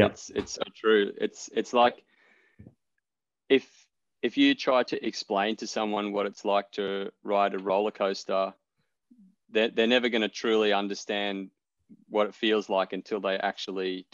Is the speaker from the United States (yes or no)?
no; central Queensland, Australia; moved away; I grew up in a small mining town in central Queensland